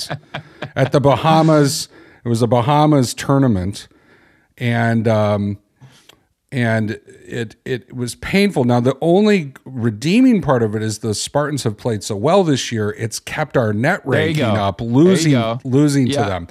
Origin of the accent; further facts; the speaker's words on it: Chicago, Illinois, United States; I'm from Chicago.